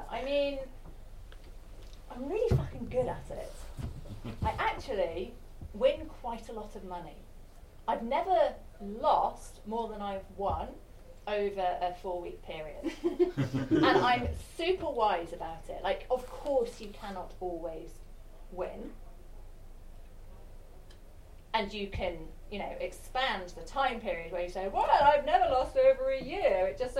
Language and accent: English; Sheffield, Yorkshire and the Humber, United Kingdom; Yeah, I don't know. I guess it's growing up in Sheffield.